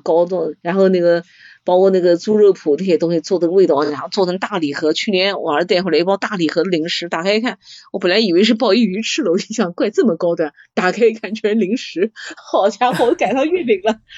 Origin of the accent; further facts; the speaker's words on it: China; 我们中国人在这方面创新